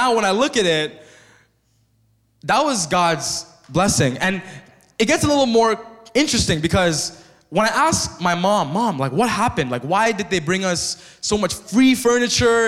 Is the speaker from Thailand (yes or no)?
yes; Thailand; now in Canada; But I grew up as a monk in Thailand.